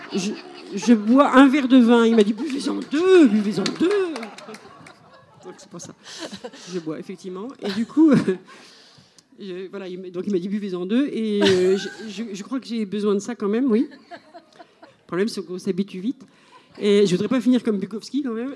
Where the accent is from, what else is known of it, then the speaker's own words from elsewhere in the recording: Switzerland; moi je dis que je suis suisse là-bas